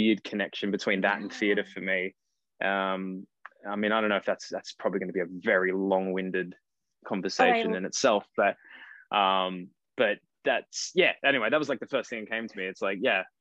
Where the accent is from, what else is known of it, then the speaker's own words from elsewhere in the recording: Cairns, Queensland, Australia; moved away as an adult; also born or lived in Brisbane; now in Sydney, Australia; I actually grew up in Cairns, far north Queensland